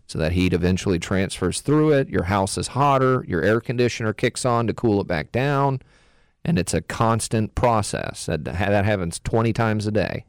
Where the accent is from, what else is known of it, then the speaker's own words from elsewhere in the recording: Texas, United States; now in North Carolina, United States; I'm from Texas